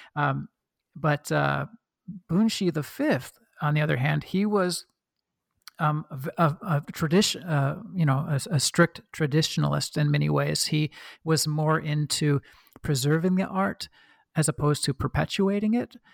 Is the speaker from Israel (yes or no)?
no; Oregon, United States; accent: Midwestern; now in Sydney, Australia; I was born and raised in Oregon